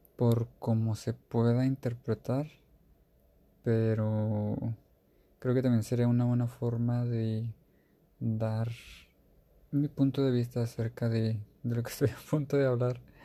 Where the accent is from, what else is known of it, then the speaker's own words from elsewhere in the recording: Mexico; Yo soy de México